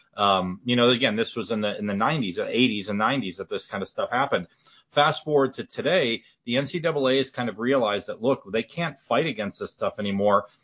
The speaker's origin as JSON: {"language": "English", "region": "Wisconsin", "country": "United States", "moved": "yes", "lives_now": "Indiana, United States", "said": "I'm from Wisconsin originally, but then I moved to Indiana"}